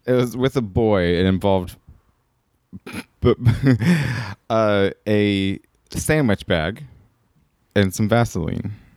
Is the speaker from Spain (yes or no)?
no; the South, United States; now in California, United States; I'm from the South